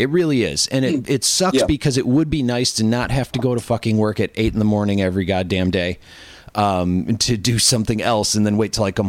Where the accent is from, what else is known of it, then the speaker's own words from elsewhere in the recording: Ireland; Well, I am Irish, so.